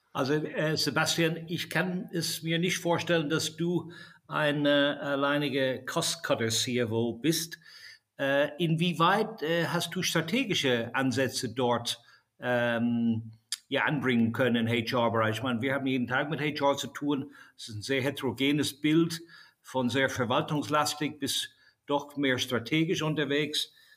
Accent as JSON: {"language": "German", "country": "Ireland", "tie": "born or raised there", "said": "ich bin ja selbst in Irland geboren"}